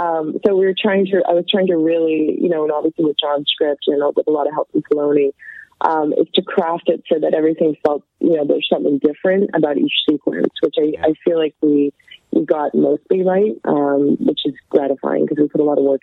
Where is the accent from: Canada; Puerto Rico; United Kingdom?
Canada; Like, I grew up in Canada. I didn't have any connection to the business.